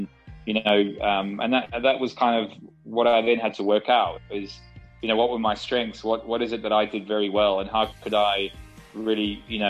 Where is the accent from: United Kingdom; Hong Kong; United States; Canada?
United Kingdom; You know, I'm pretty British when it comes to my background.